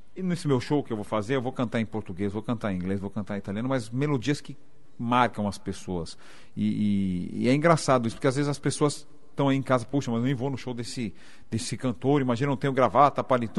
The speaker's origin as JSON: {"language": "Portuguese", "region": "São Paulo", "country": "Brazil", "tie": "born or raised there", "said": "eu sou paulistano"}